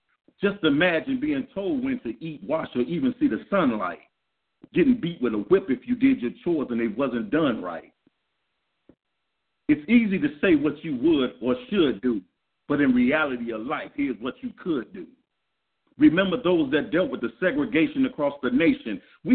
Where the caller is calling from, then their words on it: Green Bay, Wisconsin, United States; I'm calling from Green Bay, Wisconsin.